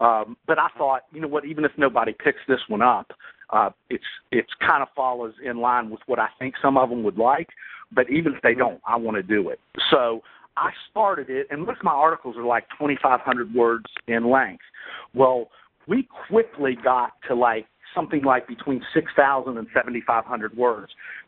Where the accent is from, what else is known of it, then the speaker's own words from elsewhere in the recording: Bridgeport, West Virginia, United States; I always love talking about my hometown because I still say to this day that probably the 5 or 10 toughest guys I've ever met in my life are from Bridgeport, West Virginia. And that's where I grew up, a little town in north central West Virginia